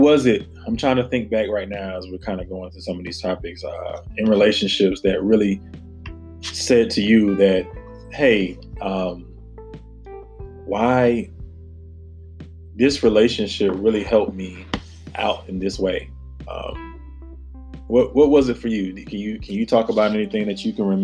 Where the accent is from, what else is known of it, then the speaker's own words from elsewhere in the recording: the South, United States; now in Washington, D.C., United States; growing up in the South